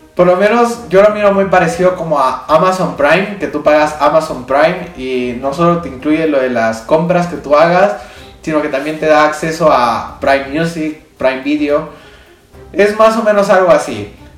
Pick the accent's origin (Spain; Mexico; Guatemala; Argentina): Guatemala; yo soy de Guatemala, tenemos quetzales